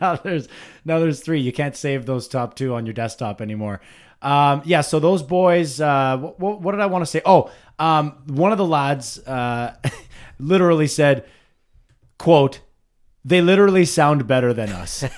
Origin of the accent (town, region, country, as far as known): Ottawa Valley, Ontario, Canada; accent: Ottawa Valley